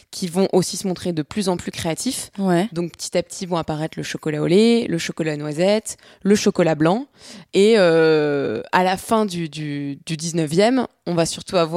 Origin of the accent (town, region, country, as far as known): France